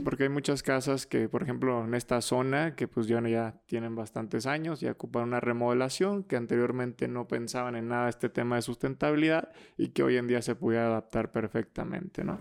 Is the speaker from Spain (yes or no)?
no; Mexico; somos mexicanos muy capaces